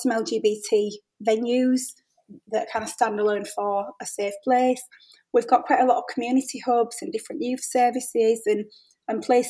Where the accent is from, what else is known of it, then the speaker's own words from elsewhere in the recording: Hull, Yorkshire and the Humber, United Kingdom; my hometown and coming from Hull